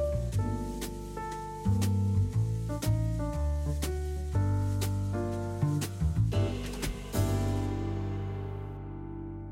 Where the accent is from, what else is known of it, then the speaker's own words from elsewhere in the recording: Canada; I'm from Chinatown